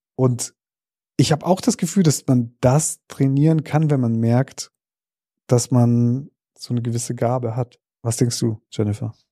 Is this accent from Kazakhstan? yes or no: yes; Kazakhstan; moved away; da, wo ich geboren bin, in Kasachstan